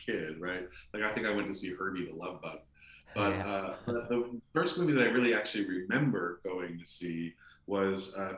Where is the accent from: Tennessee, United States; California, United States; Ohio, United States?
California, United States; Los Angeles; I grew up in Hollywood, and we used to go down to Hollywood Boulevard and sneak into the movie theaters